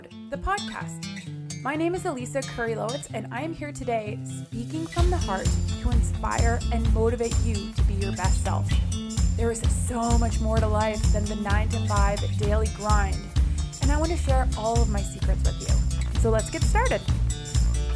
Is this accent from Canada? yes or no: yes; Ottawa, Ontario, Canada; I'm from Ottawa